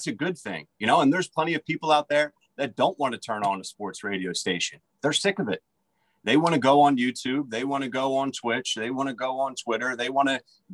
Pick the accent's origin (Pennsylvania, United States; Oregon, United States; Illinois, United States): Pennsylvania, United States; Philadelphia; also born or lived in West Virginia; I was born in Philadelphia